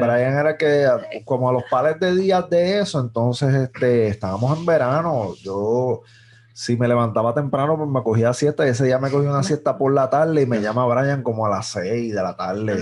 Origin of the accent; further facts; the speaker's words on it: Mayagüez, Puerto Rico; yo soy un jíbaro de Mayagüez